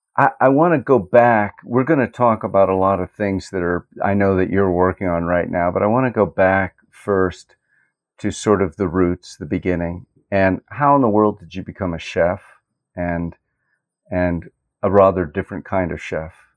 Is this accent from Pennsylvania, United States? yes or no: yes; Lancaster County, Pennsylvania, United States; I grew up in Lancaster County, Pennsylvania